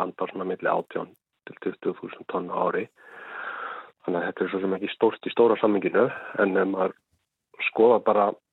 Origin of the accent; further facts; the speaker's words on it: Ísafjörður, Westfjords, Iceland; now in Bolungarvík, Iceland; þegar ég var allast upp á Ísafjörði